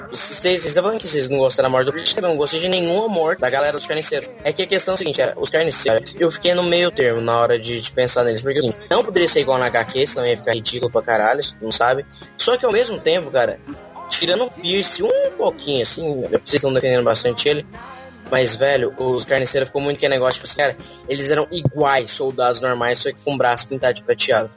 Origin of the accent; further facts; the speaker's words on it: Goiás, Brazil; eu sou de Goiás